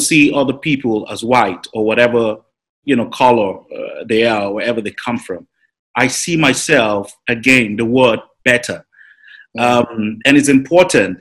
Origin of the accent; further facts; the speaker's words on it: Nigeria; Nigeria has always been a place where you know we grew up